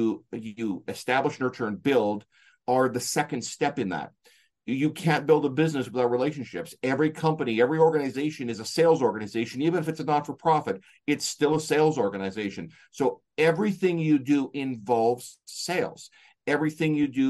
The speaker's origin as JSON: {"language": "English", "country": "Canada", "said": "I'm from Canada"}